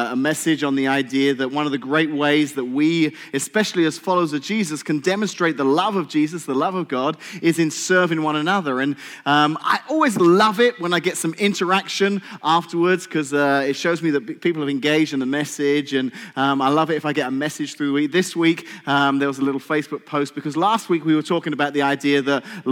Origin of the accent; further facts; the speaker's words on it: England, United Kingdom; now in United States; I'm English.